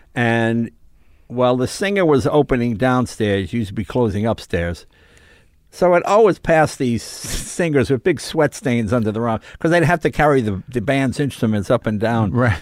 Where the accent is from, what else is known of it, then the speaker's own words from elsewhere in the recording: Andover, Massachusetts, United States; moved away as an adult; also born or lived in New York; Then we moved to Massachusetts.